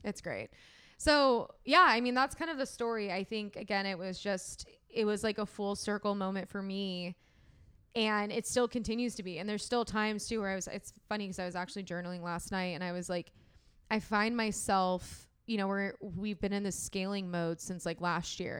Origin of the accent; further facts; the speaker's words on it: San Diego, California, United States; went back home to San Diego